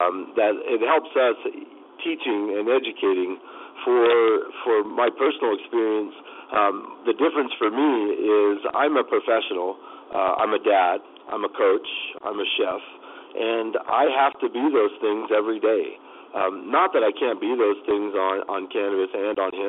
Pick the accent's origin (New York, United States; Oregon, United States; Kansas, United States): Kansas, United States; now in Phoenix, United States; as I grew up back home in Kansas, my family comes from farming